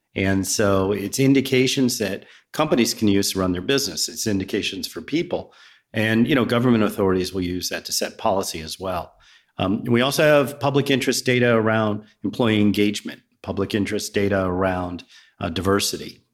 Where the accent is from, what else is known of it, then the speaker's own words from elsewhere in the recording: Virginia, United States; also born or lived in Riverside, New Jersey / New Jersey; now in Roswell, United States; I grew up in Virginia